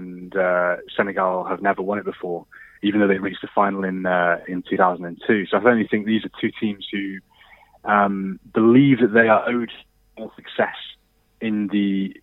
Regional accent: Birkenhead, North West England, United Kingdom; also born or lived in Liverpool; I'm from Liverpool. I was actually born in Birkenhead

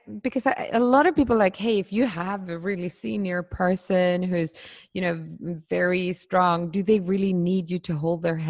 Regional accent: Sweden; I grew up in Sweden

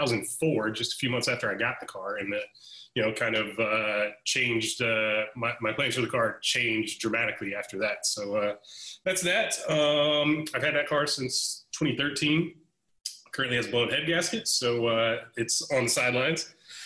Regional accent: Atlanta, Georgia, United States; I'm originally from Atlanta, Georgia

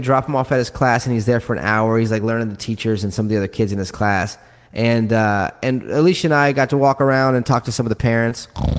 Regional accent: New York City, New York, United States; now in Louisiana, United States; And we come from New York City, so that's what we're used to, like diversity.

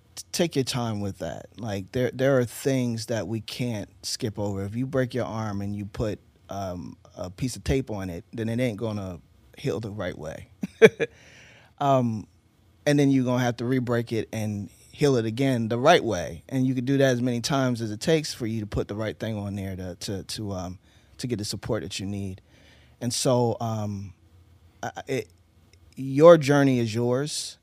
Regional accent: Eastern Shore of Maryland, United States; also born or lived in Baltimore; I was born in Baltimore, grew up in, on the Eastern Shore in the D M V of Maryland

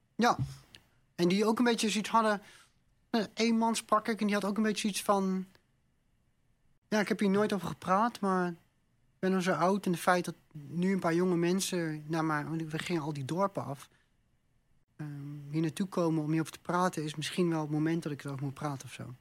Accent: Netherlands; also born or lived in Amsterdam; kom in Nederland

